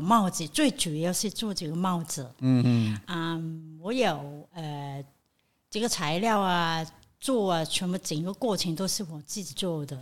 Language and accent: Chinese; Hong Kong; 因为我们香港就是工作狂，也不是，或者不是我们香港人不是喜欢暴力的